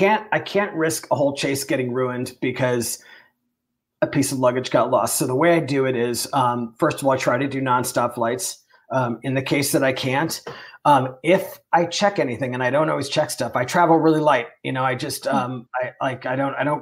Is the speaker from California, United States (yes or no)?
no; Long Island, New York, United States; I grew up on Long Island